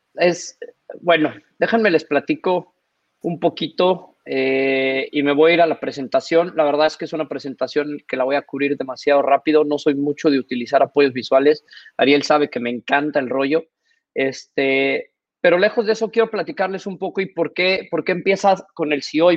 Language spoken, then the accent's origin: Spanish; Mexico; moved away as an adult; also born or lived in Singapore; como buen mexicano